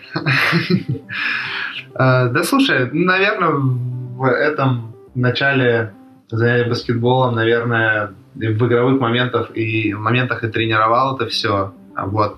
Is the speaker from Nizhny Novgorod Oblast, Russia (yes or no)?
no; Krasnodar, Krasnodar Krai, Russia; also born or lived in Poltavskaya, Krasnodar Krai; Родился в Краснодаре, в принципе, все, все свои 22 года там жил